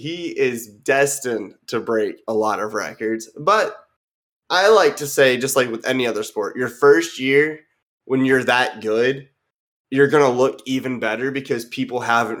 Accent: Colorado, United States; now in North Carolina, United States; So I was born and raised in Colorado

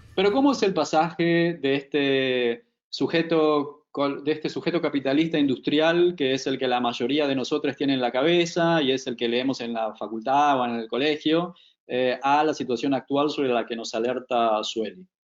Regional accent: Buenos Aires, Argentina; como porteño súper psicoanalizado, como clásico exponente de nuestra ciudad

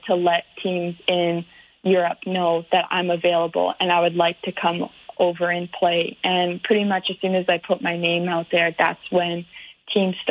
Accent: Canada; moved away as an adult; also born or lived in Alabama, United States; now in Germany; being a Canadian

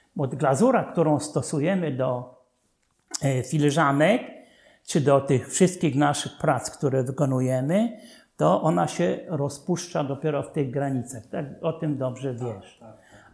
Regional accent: Dąbrowa nad Czarną, Łódź Voivodeship, Poland; Dąbrowie nad Czarną, skąd wywodził się mój ojciec, ja się urodziłem

